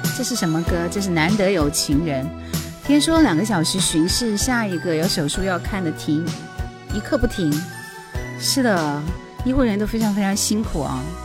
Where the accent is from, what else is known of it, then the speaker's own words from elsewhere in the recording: Taihu, Hubei, China; 我就是太湖人